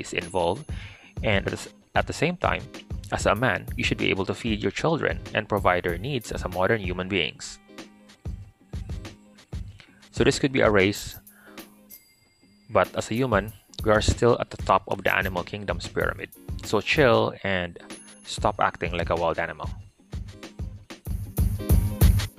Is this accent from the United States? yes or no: no; Philippines; As Christian and as a Filipino